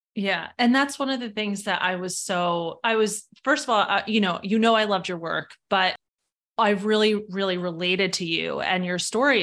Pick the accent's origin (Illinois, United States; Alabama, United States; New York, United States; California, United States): New York, United States; now in Fairfield County, Connecticut, United States; I'm from New York originally, but I'm based in Fairfield County, Connecticut